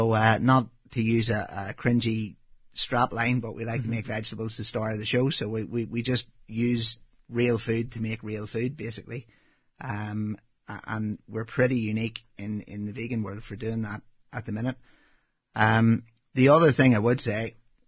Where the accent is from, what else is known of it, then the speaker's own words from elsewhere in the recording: Northern Ireland, United Kingdom; moved away as an adult; also born or lived in New Zealand; as you can tell from my accent, obviously I grew up in Northern Ireland